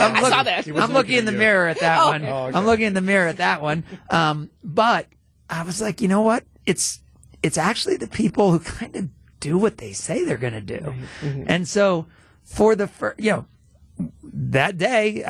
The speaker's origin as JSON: {"language": "English", "region": "New Jersey", "country": "United States", "tie": "born or raised there", "also_born_or_lived": "Atlanta", "moved": "yes", "said": "I grew up in New Jersey"}